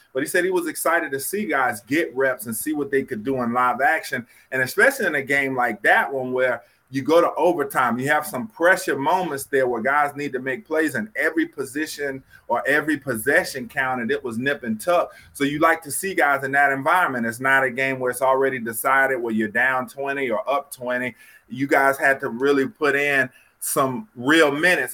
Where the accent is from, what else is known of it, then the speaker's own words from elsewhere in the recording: North Carolina, United States; I'm from North Carolina.